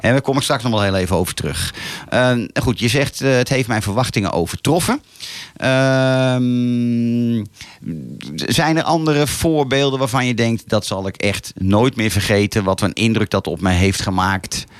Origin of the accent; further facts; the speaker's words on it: Laren, North Holland, Netherlands; geboren en getogen in Laren.